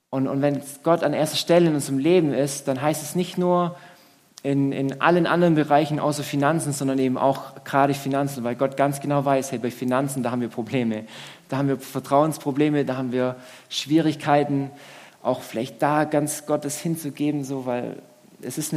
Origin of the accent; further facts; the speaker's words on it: Swabia, Germany; Und das ist schon so, ich als Schwabe, pff, also schon frech irgendwo